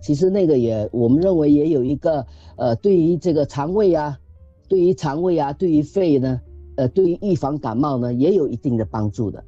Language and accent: Chinese; Singapore; 我们新加坡人